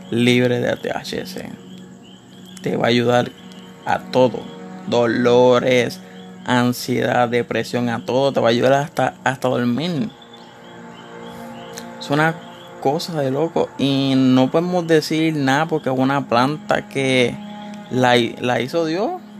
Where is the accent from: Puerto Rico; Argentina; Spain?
Puerto Rico; no requieres ninguna licencia si estás en Puerto Rico, que es donde yo soy de Puerto Rico.